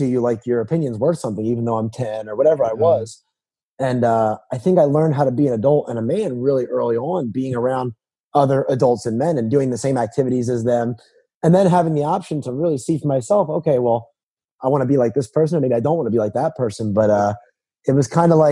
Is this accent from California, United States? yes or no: no; New Jersey, United States; moved away as an adult; also born or lived in South Carolina; now in North Carolina, United States; I was born and raised in New Jersey